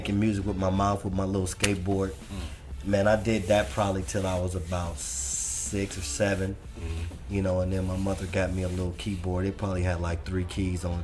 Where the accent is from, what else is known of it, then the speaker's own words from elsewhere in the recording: Compton, California, United States; also born or lived in Watts, Los Angeles / Inglewood / West Side, Los Angeles; I grew up in Compton, Watts, and in Inglewood